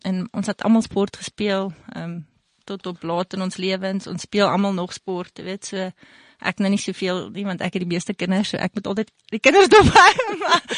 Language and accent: Afrikaans; South Africa; also born or lived in Canada; Ons het in Vierend groot geword langs die tennisbaan